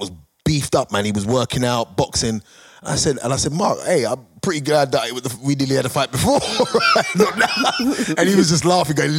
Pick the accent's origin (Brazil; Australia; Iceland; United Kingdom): United Kingdom; we're British